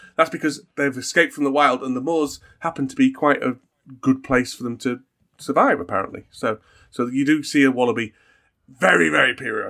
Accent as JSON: {"language": "English", "country": "Australia", "said": "I'm Australian as well. Did you know I was Australian?"}